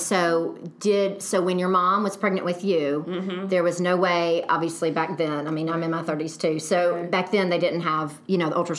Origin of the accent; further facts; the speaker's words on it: Memphis, Tennessee, United States; I've been here the whole time.